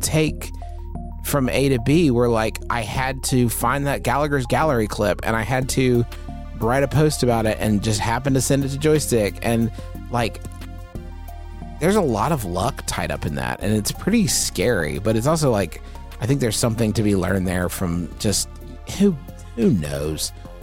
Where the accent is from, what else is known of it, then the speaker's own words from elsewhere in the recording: Huntington, West Virginia, United States; It's my hometown here in Huntington, West Virginia